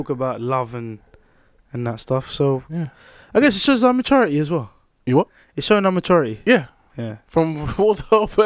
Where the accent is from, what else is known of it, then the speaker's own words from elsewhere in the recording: Queens, New York, United States; Queens. I'm from Queens for a reason.